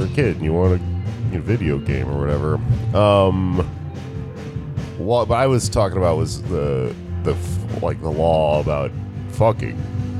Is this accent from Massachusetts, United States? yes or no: no; Texas, United States; I grew up down in Texas